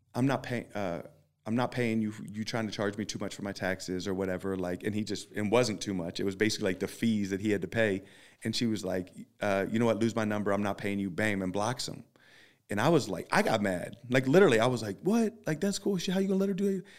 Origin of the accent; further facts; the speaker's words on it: Philadelphia, Pennsylvania, United States; I'm from Philly